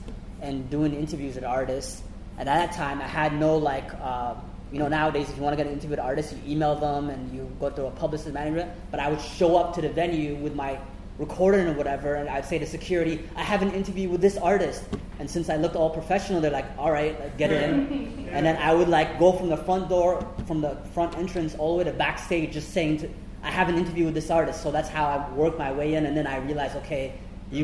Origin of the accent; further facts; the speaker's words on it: London, Ontario, Canada; I'm originally from London, Ontario